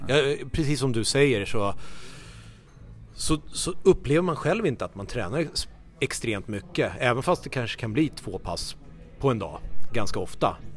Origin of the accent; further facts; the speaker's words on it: Haninge, Stockholm County, Sweden; Jag är ju uppvuxen som sagt i Haninge, spelade i Haninge tennisklubb